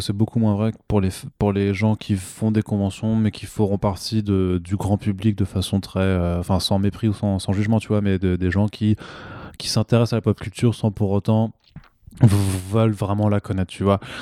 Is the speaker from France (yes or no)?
yes; France; en tant que Français